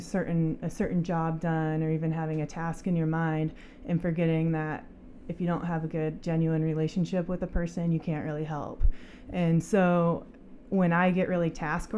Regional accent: Coeur d'Alene, Idaho, United States; moved away as an adult; also born or lived in Utah / Colorado / Australia; I grew up in Coeur d'Alene, born and raised

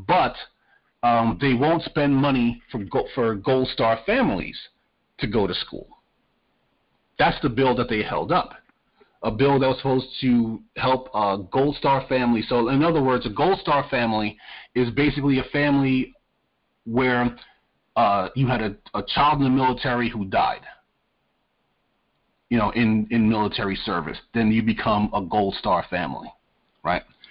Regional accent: New York, United States; moved away; I'm originally from New York. I grew up in New York.

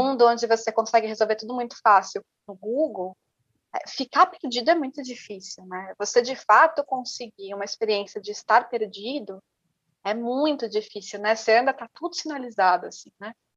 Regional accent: São Paulo, Brazil; Eu sou da Zona Norte, mas é uma Zona Norte que eu não acesso

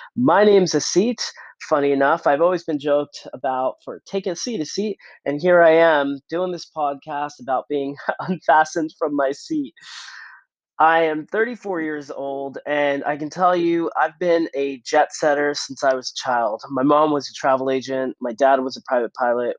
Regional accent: Philadelphia, Pennsylvania, United States; moved away as an adult; also born or lived in New York City / Montreal, Canada; I was born and raised in Philadelphia, suburbs of Philadelphia to be exact

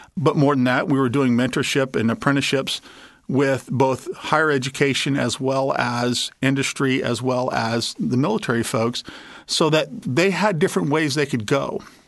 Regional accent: Arkansas, United States; my home state

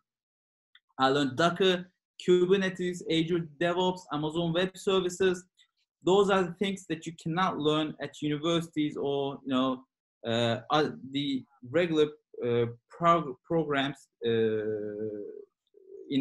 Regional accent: Turkey; now in London, United Kingdom; I live in London and I'm originally from Turkey.

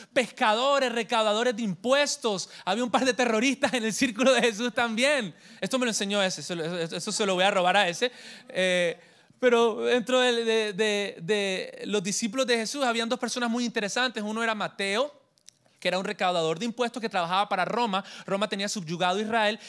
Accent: Colombia; also born or lived in Santa Marta / Miami; Yo soy colombiano de nacimiento

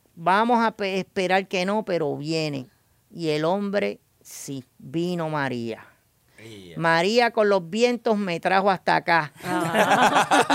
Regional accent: San Germán, Puerto Rico; Yo soy del área de San Germán y Guánica es mi pueblo vecino

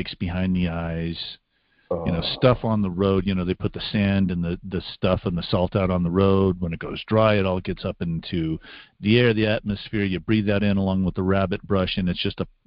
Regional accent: Las Vegas, Nevada, United States; moved away; when we were growing up in Las Vegas

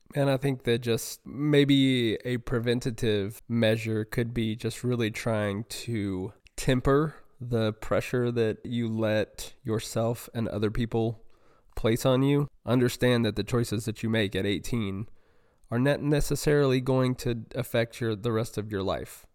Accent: North Carolina, United States; moved away as an adult; now in Houston area, United States; growing up in North Carolina

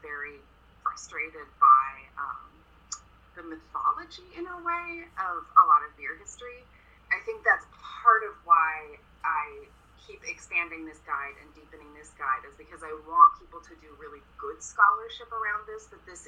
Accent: Eugene, Oregon, United States; I grew up in Eugene, which is about 45 minutes to an hour south of where I am now.

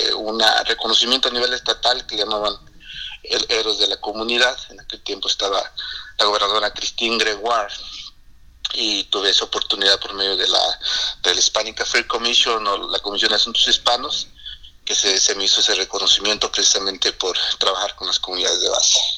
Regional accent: Meseta Purépecha, Michoacán, Mexico; first language Purépecha; Spanish is a second language; now in Washington, United States; yo soy originario precisamente de Michoacán, de la zona que llamamos la meseta purépecha. Y pues sí, esa es mi primera lengua, mi lengua madre

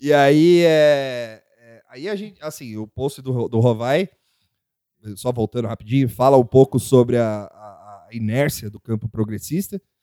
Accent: São Paulo, Brazil; a gente é de São Paulo

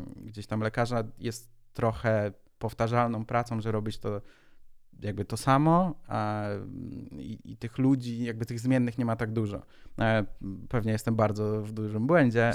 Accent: Szczecin, West Pomeranian Voivodeship, Poland; Jestem ze Szczecina

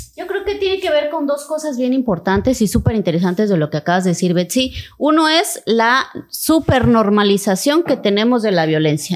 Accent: Cintalapa, Chiapas, Mexico; en mi pueblo amadísimo. Yo nací en Cintalapa

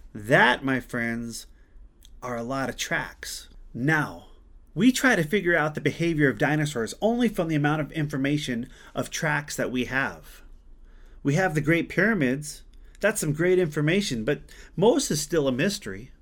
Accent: Glendive, Montana, United States; my hometown of Glendive, Montana

